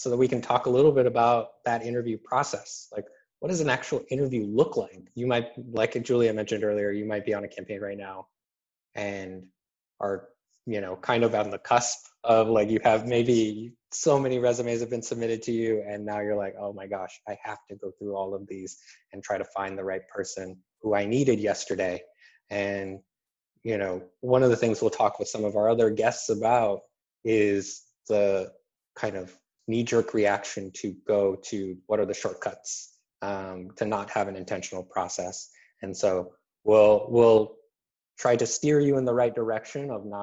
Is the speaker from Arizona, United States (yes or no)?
yes; Arizona, United States; my home state of Arizona.